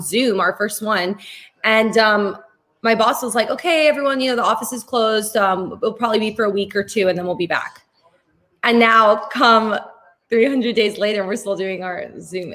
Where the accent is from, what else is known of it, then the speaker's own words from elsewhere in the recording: Spain; I'm from Spain. And growing up in um in like in Spain